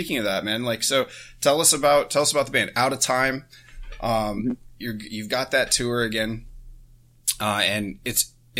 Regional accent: Chantilly, Virginia, United States; So Chantilly.

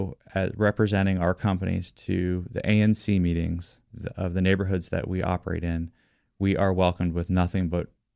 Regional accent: Washington, District of Columbia, United States; also born or lived in McLean, Virginia; I have been in love with my hometown forever. And one of the reasons why I love Washington, D.C. so much

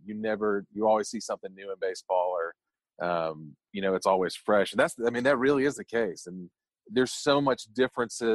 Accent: Opelika, Alabama, United States; also born or lived in Valley, Alabama / Auburn, Alabama; technically I was born in Valley, Alabama, but grew up in Opelika, went to Opelika High School

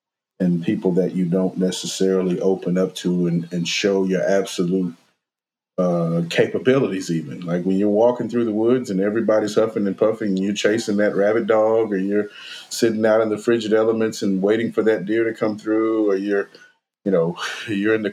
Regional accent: Mississippi, United States; growing up in Mississippi

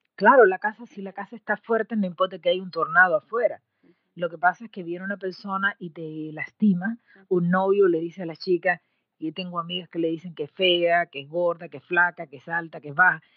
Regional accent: Cuba; moved away as an adult; also born or lived in Mexico; cuando yo salí de Cuba, eh, mi querida patria, eh, para estudiar en México

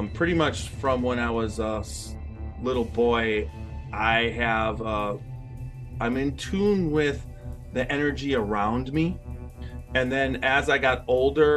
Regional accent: Milwaukee, Wisconsin, United States; moved away as an adult; now in Ohio, United States; I was born in Milwaukee

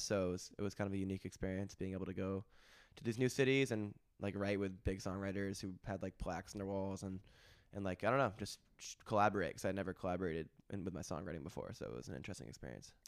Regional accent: Hanover, New Hampshire, United States; also born or lived in Stratford, Vermont; I grew up in Stratford, Vermont, in Hanover, New Hampshire.

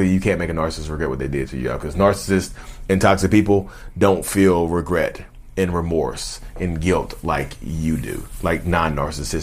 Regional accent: Reidsville, North Carolina, United States; I'm from North Carolina. Reedsville, North Carolina

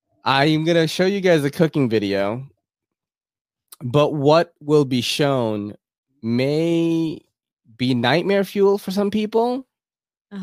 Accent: Philippines; moved away; I was born in the Philippines

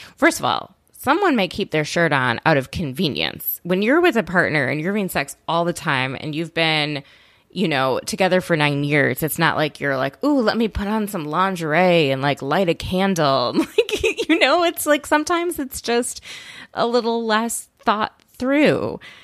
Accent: Minnesota, United States; I'm from Minnesota

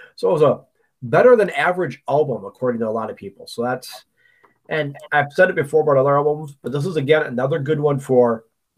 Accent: Excelsior, Minnesota, United States; I grew up in Excelsior.

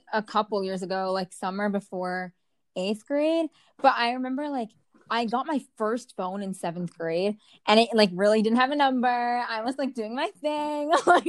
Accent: Bridgewater, New Jersey, United States; I'm from Jersey, yes, but I grew up in, a really just not suburban part of Jersey.

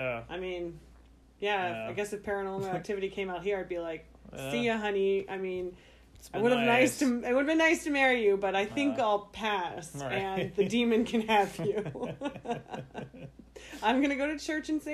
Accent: Virginia, United States; moved away; when I was growing up in Virginia

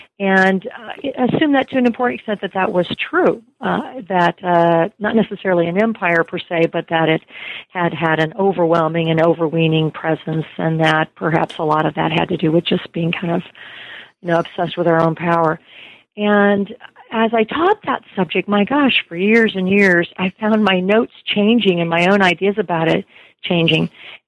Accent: United States; we get that as Americans

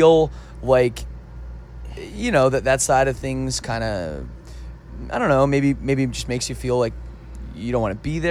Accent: Canada; I'm from Canada.

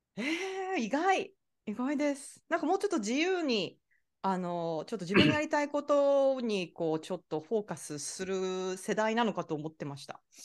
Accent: Japan; now in Florida, United States; 私は日本人だよ

